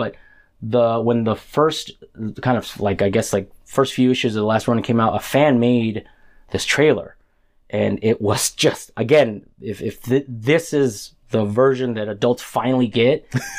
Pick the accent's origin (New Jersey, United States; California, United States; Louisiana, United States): California, United States; Central Valley; where I grew up in the Central Valley